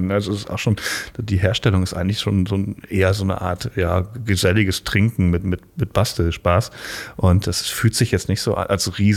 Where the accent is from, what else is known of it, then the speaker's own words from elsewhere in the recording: Rhineland, Germany; mit, mit äh, 18, 19 im Volleyballverein in meiner Heimat und ähm, das ist im Rheinland.